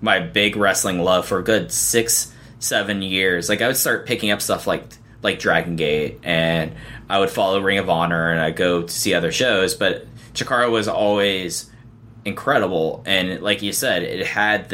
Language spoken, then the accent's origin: English; Dallas, Texas, United States; I grew up in Dallas-Fort Worth, Texas, where there was no indie scene